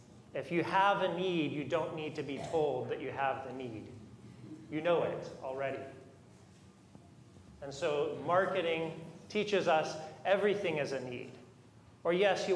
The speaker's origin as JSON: {"language": "English", "country": "United States", "said": "modern American Christians"}